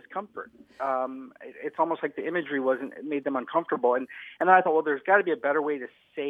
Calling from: Minneapolis, Minnesota, United States; I'm calling from Minneapolis, Minnesota.

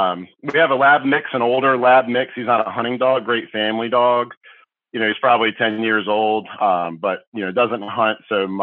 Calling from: Tappahannock, Virginia, United States; Yeah, so I'm calling from Tappahannock, Virginia, which is like on the eastern seaboard of Virginia, for anyone not familiar with the state.

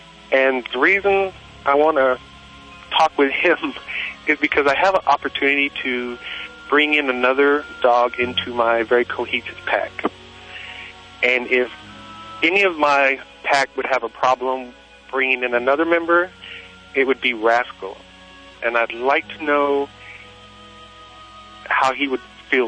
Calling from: Silverdale, Washington, United States; From Silverdale, Washington.

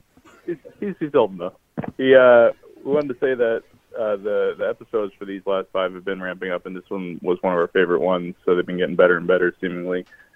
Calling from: Virginia, United States; from Virginia.

